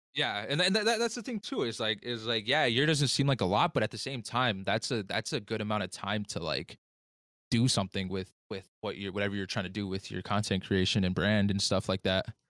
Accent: United States; I'm Native American

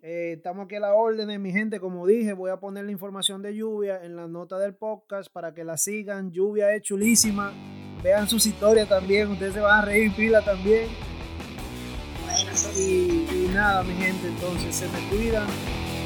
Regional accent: San Pedro de Macorís, Dominican Republic

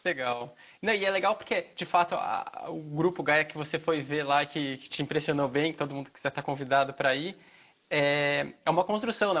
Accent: São Paulo, Brazil; moved away as an adult; also born or lived in Rio Claro / Mato Grosso; now in Goiânia, Brazil; eu sou de São Paulo, morei já no interior, fiz faculdade em Rio Claro, no interior

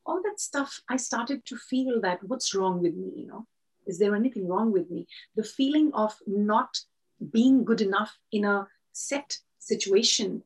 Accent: India; I come from India

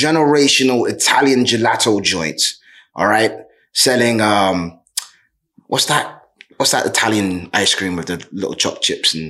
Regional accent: London, United Kingdom; I'm a Londoner through and through, first and foremost

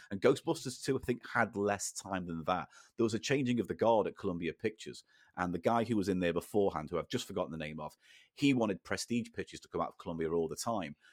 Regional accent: the Wirral, North West England, United Kingdom; where I grew up in the Wirral

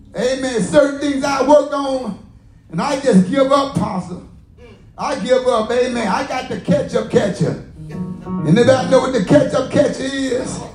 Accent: the South, United States; I'm from the South.

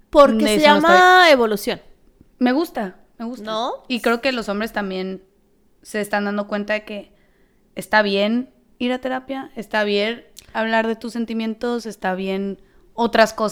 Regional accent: Mexico; moved away; creciendo en México

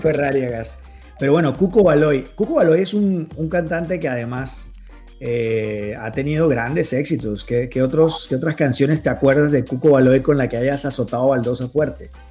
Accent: Barranquilla, Atlántico, Colombia; aquí a los carnavales de mi tierra

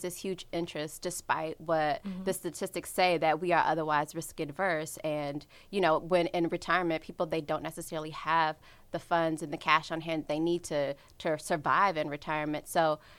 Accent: Washington, District of Columbia, United States; I'm from the Washington, D.C. area.

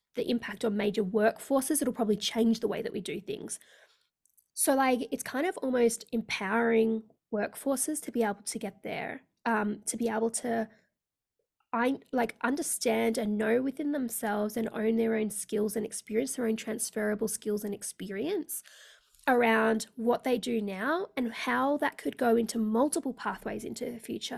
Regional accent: Australia; also born or lived in India / Sydney, Australia; I am based in Australia, so I live in sunny Sydney in Australia

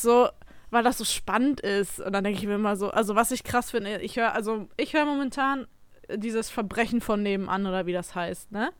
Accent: Emsdetten, North Rhine-Westphalia, Germany; ich komme ja aus Emstetten

